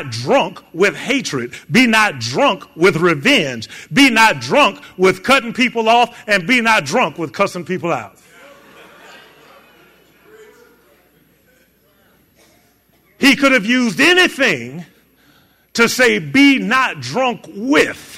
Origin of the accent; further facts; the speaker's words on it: Chicago, Illinois, United States; moved away; Chicago, my hometown